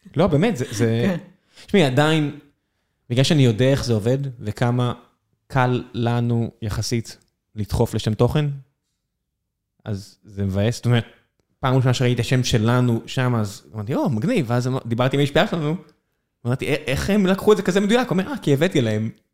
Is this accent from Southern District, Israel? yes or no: yes; Beersheba, Southern District, Israel; now in Tel Aviv, Israel; כבאר שבעי מלידה